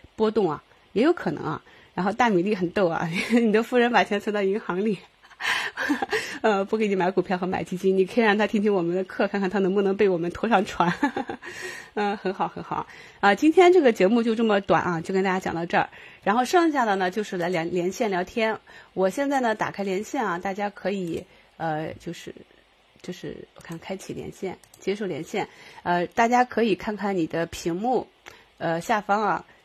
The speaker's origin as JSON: {"language": "Chinese", "town": "Qingdao", "region": "Shandong", "country": "China", "said": "我是青岛的嘛，我们青岛女生"}